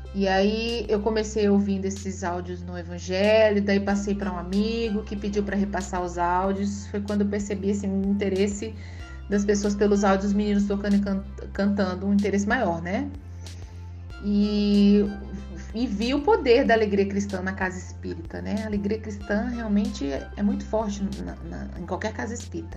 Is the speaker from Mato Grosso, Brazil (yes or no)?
yes; Cuiabá, Mato Grosso, Brazil; eu sou de Cuiabá